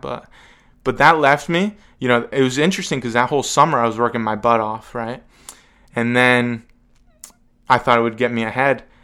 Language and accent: English; Evans City, Pennsylvania, United States; It was filmed in my hometown. I live like a mile from the cemetery